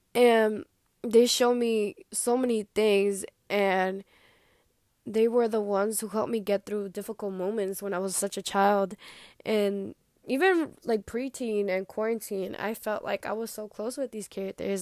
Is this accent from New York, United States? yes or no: yes; New York, United States; also born or lived in New Jersey / grandparents' country; I was born in New Jersey, I know, and I'm from New York